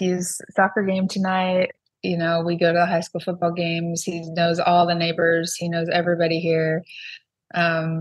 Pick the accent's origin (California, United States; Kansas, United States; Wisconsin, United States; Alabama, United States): Kansas, United States; Sterling; moved away as an adult; I would leave my hometown.